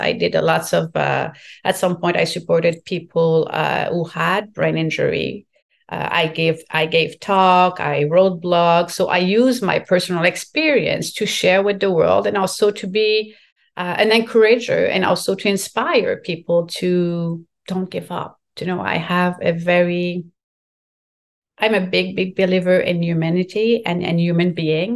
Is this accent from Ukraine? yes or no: no; Quebec, Canada; first language French; English is a second language; This is my first language and I'm very proud to be from Quebec and speaking French